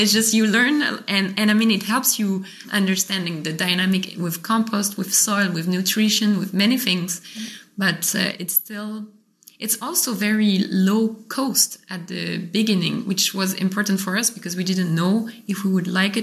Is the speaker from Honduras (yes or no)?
no; Paris, Île-de-France, France; moved away as an adult; also born or lived in Montreal, Canada; now in Gaillac, France; I grew up in Paris, then I was in Montreal